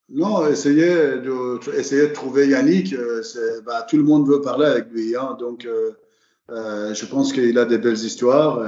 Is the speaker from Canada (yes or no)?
no; Iran; now in France; depuis que j'ai quitté l'Iran